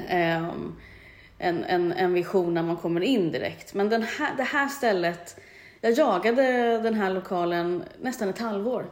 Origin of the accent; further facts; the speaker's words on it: Stockholm, Stockholm County, Sweden; moved away as an adult; now in Mallorca, Spain; entreprenör i grunden, uh kommer från Stockholm. Mm. Men är halv eh, Mallorquin